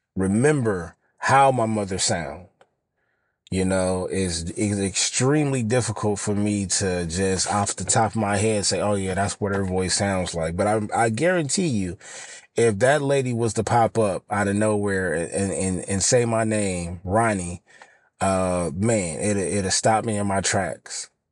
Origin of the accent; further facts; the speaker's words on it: Los Angeles, California, United States; I'm from South L